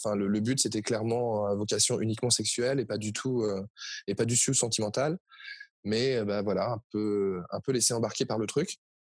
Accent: Paris, Île-de-France, France; je suis de Paris

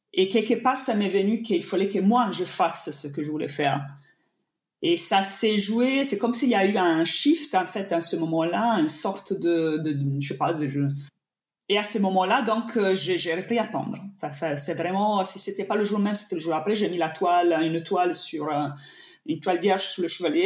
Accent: Italy; accent: Italian; French is a second language; now in France; je suis italienne, ça s'entend de mon accent, j'imagine

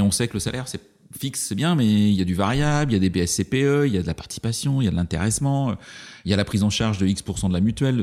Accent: Brittany, France; je suis breton

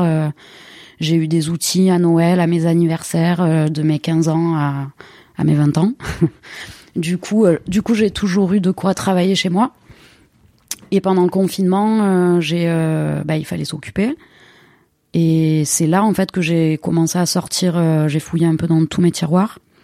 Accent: Marseille, Provence-Alpes-Côte d'Azur, France; je suis née à Marseille euh, et j'y vis depuis 35 ans. Mes souvenirs d'enfance à Marseille

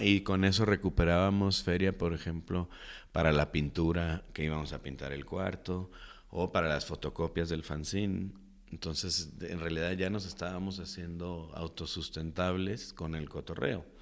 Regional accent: Guadalajara, Jalisco, Mexico; crecí en Santa Tere, en el mero barrio muy movido, Jesús García e Iturbide

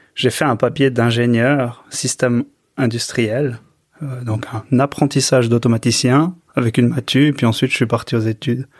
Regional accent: Choëx, Valais, Switzerland; je suis né à, à Chouet, donc j'étais à l'école, euh, ben, dans les petites écoles à, Chouet. Ensuite, j'étais à Monté, euh, cycle d'orientation

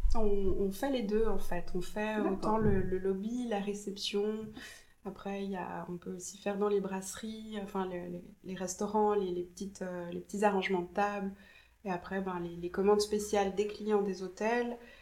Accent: Jura, Switzerland; moved away; also born or lived in Geneva / Paris; je viens du Jura à la base

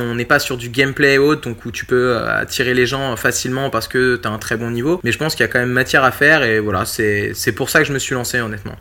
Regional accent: La Flèche, Pays de la Loire, France; now in Angers, France; Je suis originaire de La Flèche, pas loin du Mans

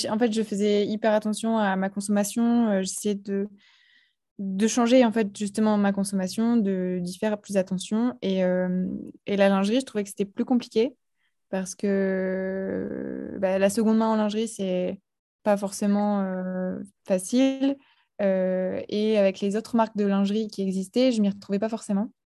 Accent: Pas-de-Calais, Hauts-de-France, France; also born or lived in Nord / Lille; je suis originaire du Pas-de-Calais. je suis née dans, dans le Nord

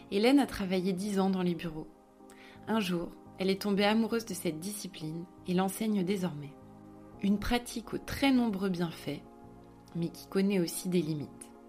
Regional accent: France; j'ai grandi euh, surtout en France, mais j'ai eu la chance d'être assez expatriée.

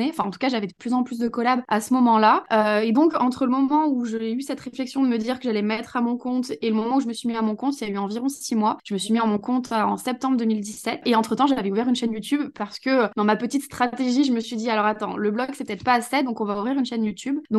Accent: Saint-Etienne, Auvergne-Rhône-Alpes, France; je pouvais pas me projeter dans me lancer dans un boulot à Saint-Etienne, parce que du coup, je suis de Saint-Etienne.

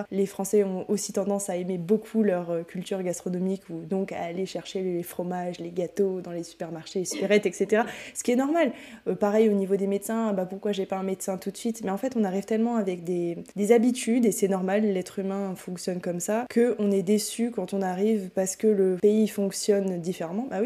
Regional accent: France; en plus je suis français et puis en plus j'ai des diplômes

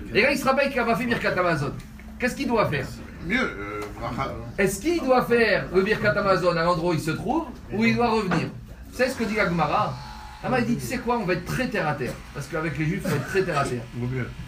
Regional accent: Tunisia; je suis un Tunisien

